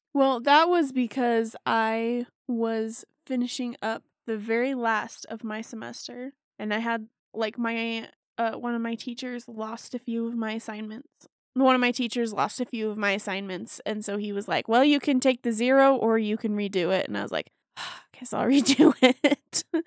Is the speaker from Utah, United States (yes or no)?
yes; Davis County, Utah, United States; I grew up in Davis County, too.